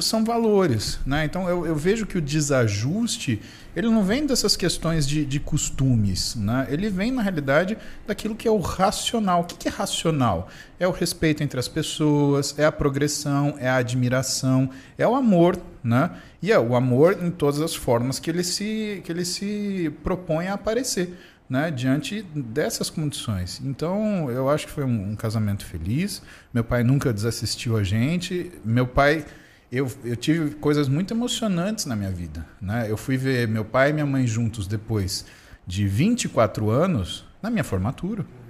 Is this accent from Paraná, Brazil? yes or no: no; Marília, São Paulo, Brazil; also born or lived in São Carlos; now in São Paulo, Brazil; Eu crescendo em Marília